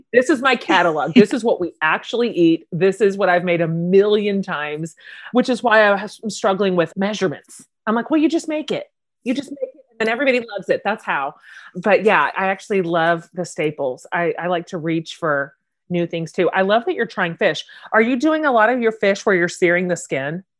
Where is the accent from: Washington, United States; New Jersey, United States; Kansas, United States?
Kansas, United States; Wichita; you and I are both Kansas girls. I grew up in Wichita.